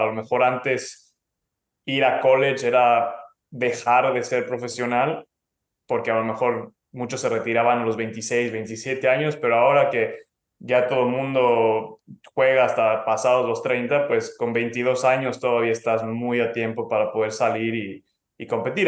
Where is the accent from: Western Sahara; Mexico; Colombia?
Mexico; now in California, United States; me fui de México y estaba en otro país con otro idioma